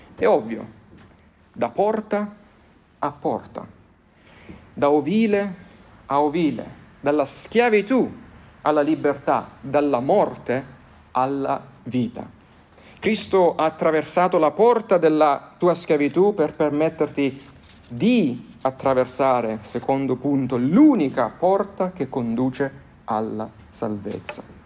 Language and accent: Italian; Lecce, Apulia, Italy; nelle mie parti eh, di Lecce